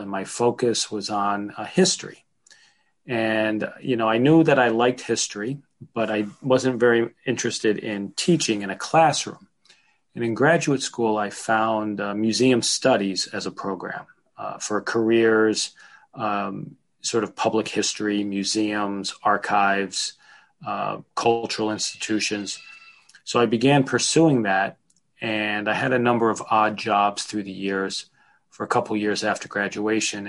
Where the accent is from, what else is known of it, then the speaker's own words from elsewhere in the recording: Holyoke, Massachusetts, United States; I grew up in Holyoke, Massachusetts, which is the western part of the state, and it's the town just north of Springfield.